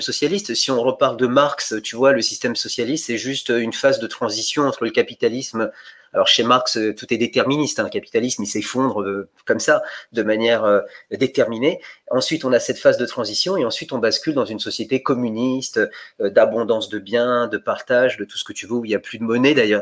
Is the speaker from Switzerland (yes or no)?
no; Bulgaria; moved away; je suis né en Bulgarie.